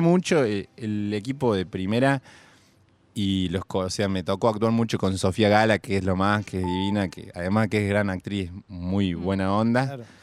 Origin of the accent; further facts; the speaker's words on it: Córdoba, Argentina; also born or lived in Buenos Aires; soy cordobés